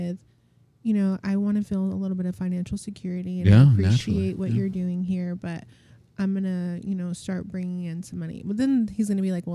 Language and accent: English; United States; my mom's Mexican, my dad's Iranian. And then I'm American, you know, so I am going to school with Americans